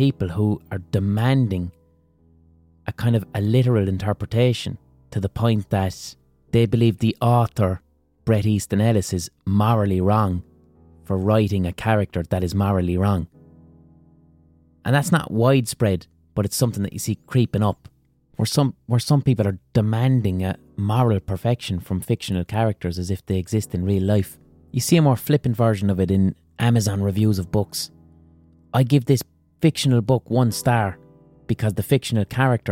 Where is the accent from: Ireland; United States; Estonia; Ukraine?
Ireland